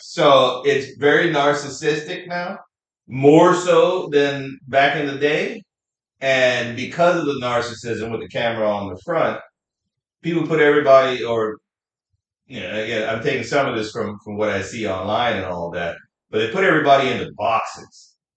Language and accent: English; New York City, New York, United States; I'm a New Yorker with Trinidadian descent